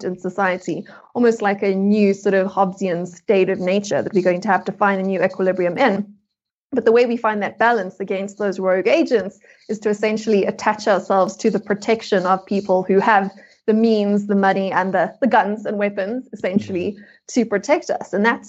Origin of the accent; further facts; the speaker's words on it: South Africa; which as a South African, I know very well.